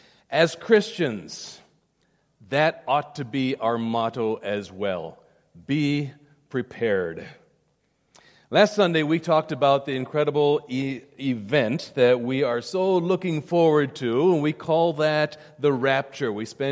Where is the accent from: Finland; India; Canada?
India; South India; When I was growing up in India, in boarding school up in the beautiful mountains of South India, 7,000 feet in the mountains